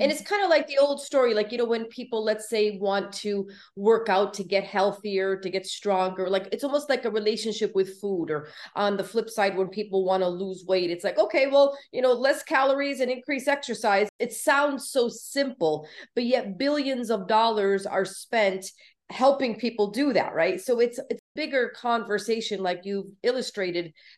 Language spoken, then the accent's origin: English; Connecticut, United States; moved away as an adult; now in Florida, United States; I'm originally from Connecticut and then, uh, had moved to Florida back in, like, two thousand six